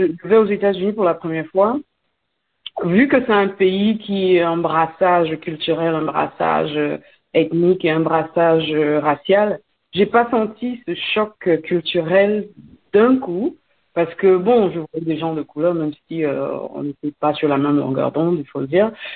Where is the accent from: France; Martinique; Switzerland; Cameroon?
Cameroon; moved away as an adult; also born or lived in Belgium; now in United States; Je suis née au Cameroun, c'est vrai, dans les années 80. J'ai grandi là-bas, j'ai fait mon secondaire